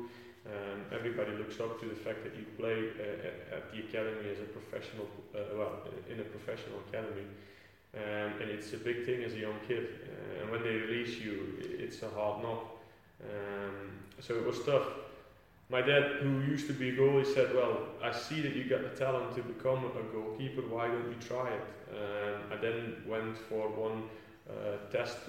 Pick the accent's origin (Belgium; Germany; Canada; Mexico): Belgium; Flanders; first language Dutch; English is a second language; moved away as an adult; now in England; back in Belgium. Back in my hometown